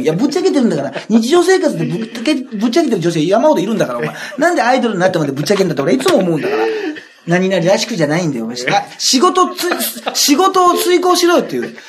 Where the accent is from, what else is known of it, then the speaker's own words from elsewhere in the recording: Japan; 舞鶴って結構うちの地元の方に割と近い